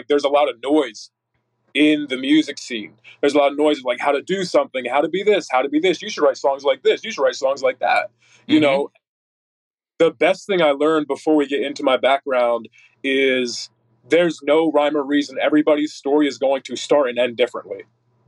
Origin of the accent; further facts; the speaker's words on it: Northeast Pennsylvania, United States; now in Texas, United States; originally from NEPA, Northeast Pennsylvania